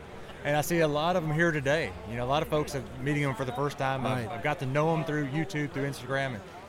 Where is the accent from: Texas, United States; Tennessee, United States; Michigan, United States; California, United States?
Tennessee, United States; Nashville; I'm from Nashville.